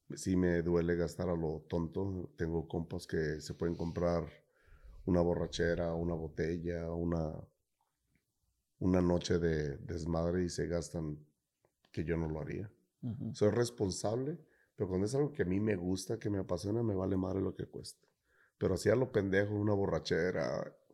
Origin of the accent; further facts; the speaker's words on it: Guadalajara, Jalisco, Mexico; moved away; Soy de Guadalajara